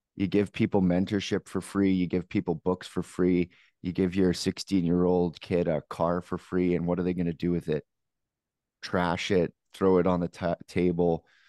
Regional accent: Canada; as a Canadian

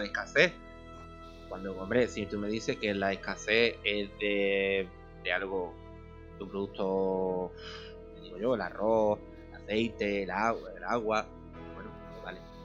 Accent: Spain; porque soy español

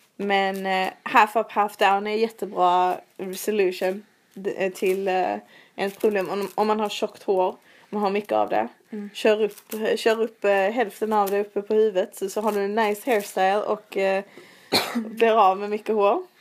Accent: Sweden; moved away as an adult; now in London, United Kingdom; hos vår frisör hemma i Sverige

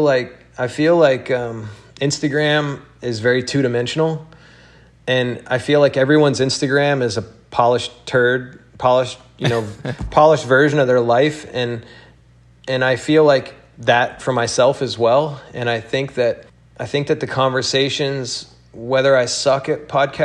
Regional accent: Alabama, United States; moved away; I came from Alabama

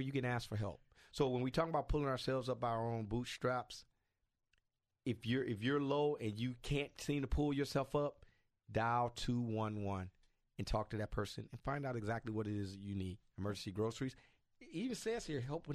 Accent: United States; I'm not from Africa. I'm from here. I'm an American.

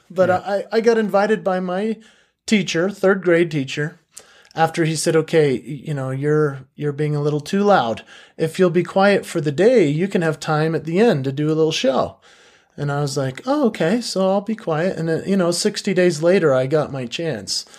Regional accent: Park City, Utah, United States; also born or lived in Salt Lake City, Utah; I was born in Salt Lake City, but I was raised in Park City. So I I grew up in a very interesting community.

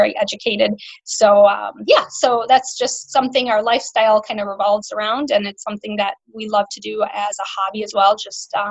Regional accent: Melrose, Wisconsin, United States; I'm from Melrose, Wisconsin

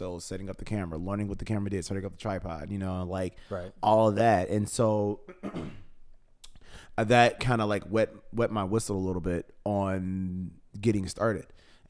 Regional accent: Chicago, Illinois, United States; I'm born and raised on the South Side of Chicago.

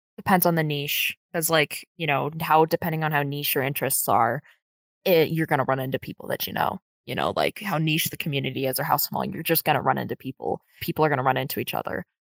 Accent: United States; I am from the United States

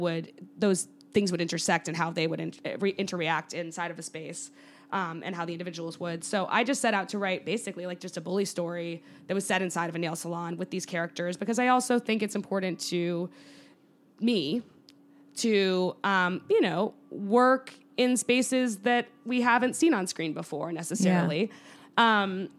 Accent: Connecticut, United States; Yeah, I based it around where I grew up in Connecticut

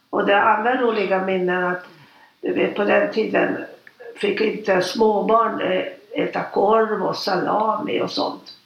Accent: Budapest, Hungary; moved away as an adult; now in Stockholm, Sweden; Jag är född 1936 mm. och jag är född i Budapest. Mm. Och jag har inga syskon, det var mamma och pappa. Mm. Och vi bodde i Budapest eh, ända fram till 1956

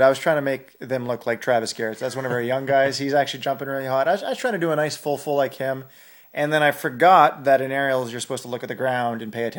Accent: Alberta, Canada; Yeah, I'm from Northern Alberta, so I was screaming.

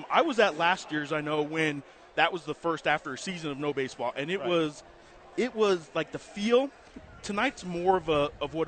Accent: New Mexico, United States; I grew up in New Mexico

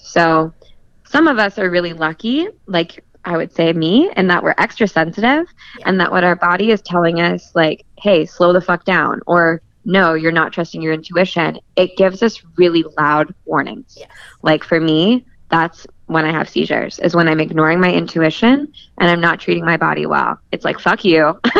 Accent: California, United States; I'm from California.

